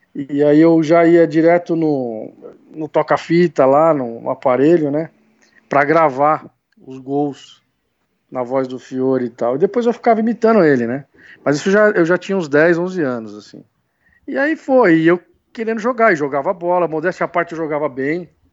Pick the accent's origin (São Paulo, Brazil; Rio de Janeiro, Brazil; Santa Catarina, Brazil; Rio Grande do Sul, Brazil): São Paulo, Brazil; São Bernardo do Campo; Eu sou do ABC, né? Eu sou uhum. de São Bernardo.